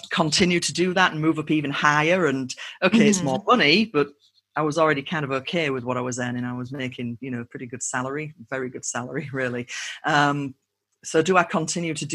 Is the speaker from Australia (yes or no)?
no; United Kingdom; accent: UK; moved away as an adult; also born or lived in United States; my normal accent from the UK